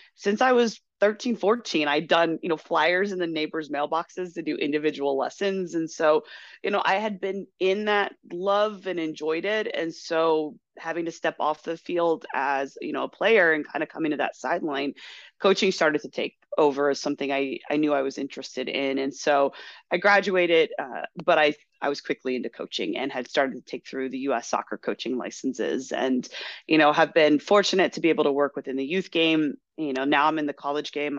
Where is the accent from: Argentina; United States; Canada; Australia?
United States; Chicago, Illinois; also born or lived in Kentucky; I was born in Kentucky, quickly moved up to the Chicagoland area, so my southern roots are really um, not that deep right now